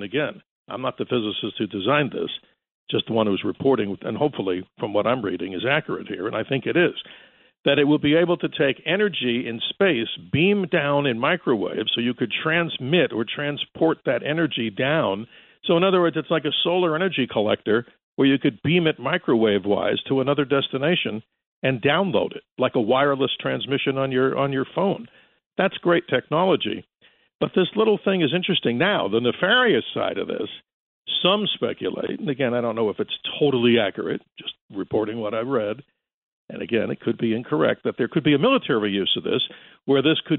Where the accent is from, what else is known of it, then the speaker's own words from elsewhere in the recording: New York, United States; I remember, just like many out there, when I was a kid, obviously listening up and growing up in New York, listening to WABC, of course.